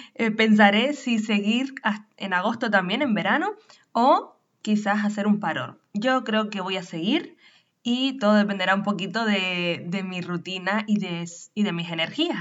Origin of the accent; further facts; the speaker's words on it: Canary Islands, Spain; nacida en Canarias, profesional del turismo